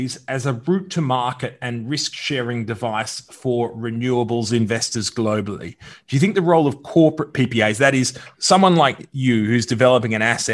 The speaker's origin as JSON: {"language": "English", "region": "Victoria", "country": "Australia", "said": "my home state"}